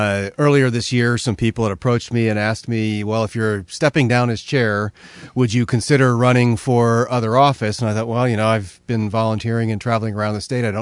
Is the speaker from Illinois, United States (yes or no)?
no; Olney, Maryland, United States; moved away as an adult; now in Idaho, United States; I was born and raised in Maryland.